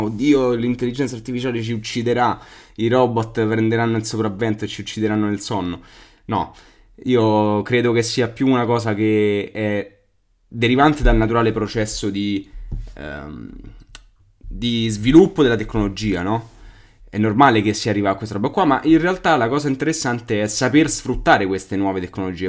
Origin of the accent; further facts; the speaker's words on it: Albano Laziale, Lazio, Italy; io sono dall'Albano da Laziale